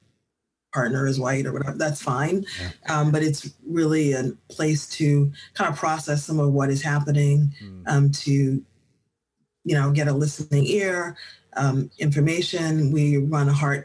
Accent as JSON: {"language": "English", "town": "Boston", "region": "Massachusetts", "country": "United States", "tie": "born or raised there", "also_born_or_lived": "South Africa", "moved": "as an adult", "said": "my experiences growing up in Boston, then transplanting to South Africa, returning to Boston in 2016"}